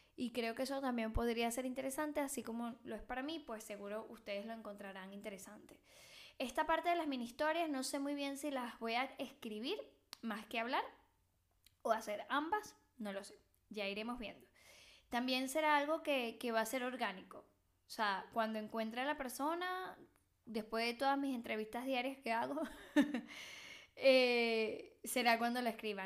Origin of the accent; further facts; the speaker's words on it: Venezuela; also born or lived in Mexico; now in Barcelona, Spain; yo soy venezolana, que vivió en México y vive en Barcelona